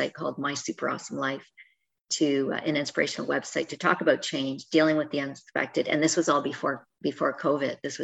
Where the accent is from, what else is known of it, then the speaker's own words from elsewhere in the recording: Canada; I'm Canadian